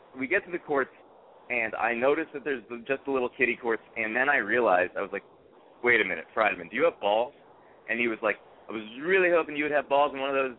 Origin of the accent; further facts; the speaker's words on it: New Haven, Connecticut, United States; I grew up in New Haven